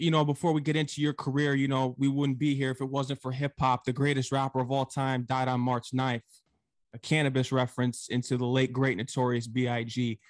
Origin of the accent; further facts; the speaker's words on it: Norwalk, Connecticut, United States; Comes from my hometown, Norwalk, Connecticut.